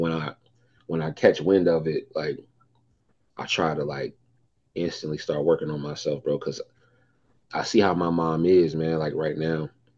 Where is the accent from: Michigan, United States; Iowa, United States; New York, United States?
Michigan, United States; Detroit; I'm from Detroit.